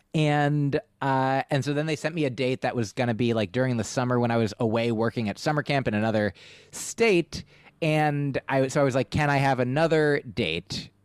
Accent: New Jersey, United States; moved away as an adult; also born or lived in Boston; I grew up in New Jersey

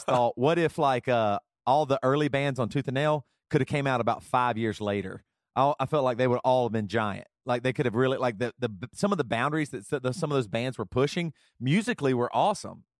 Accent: South Carolina, United States; moved away; also born or lived in Seattle; growing up in South Carolina

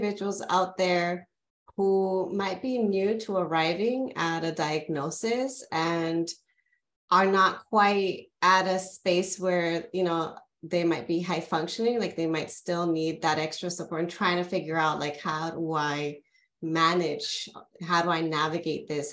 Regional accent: California, United States; I'm originally from California

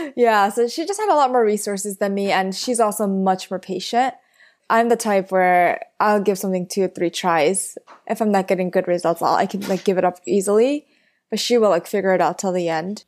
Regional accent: New York City, New York, United States; I grew up in Flushing, Queens

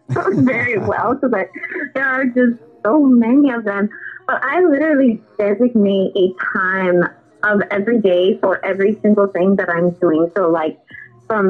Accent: Denver, Colorado, United States; also born or lived in Decatur, Illinois; I was actually born in Decatur, which is kind of outside of Chicago. But I have lived in Denver most of my life

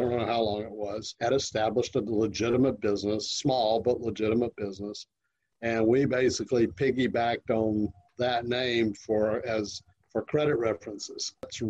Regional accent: Augusta, Georgia, United States; moved away; also born or lived in Clemson, South Carolina; Augusta, Georgia.

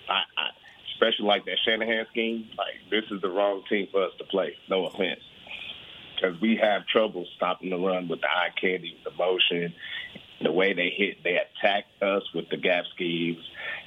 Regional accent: Arlington, Texas, United States

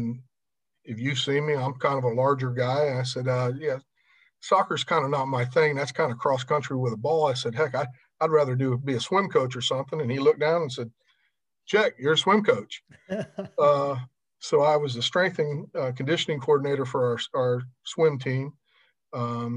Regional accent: Punta Gorda, Florida, United States; also born or lived in Lafayette, Louisiana; I was born right here in Charlotte County, born in Punta Gorda, and have lived here basically my whole life

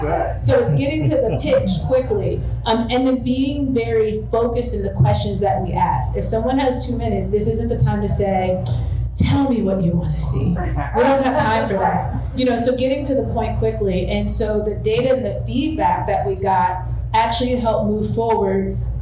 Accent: New Jersey, United States; So I'm from the, as I mentioned, I'm from the East Coast. I mostly have lived in blue states. And even growing up in New Jersey, we did have a Republican governor

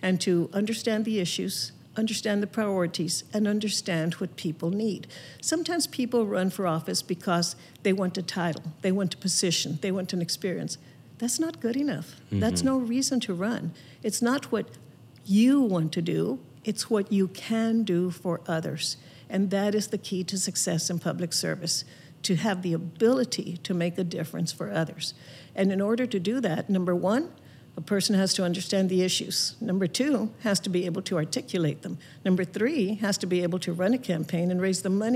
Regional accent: Laredo, Texas, United States; your grandmother and I grew up in Laredo, Texas

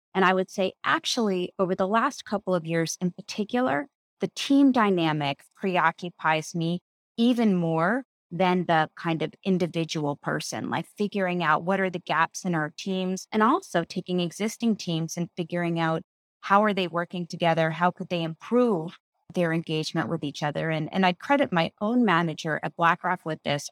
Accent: New York City, New York, United States; I grew up here in New York City.

